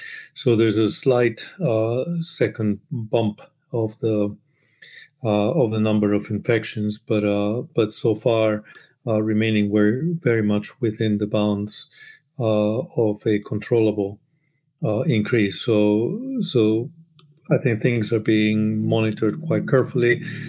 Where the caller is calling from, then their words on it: London, United Kingdom; I'm calling in from Brixton in the south of London.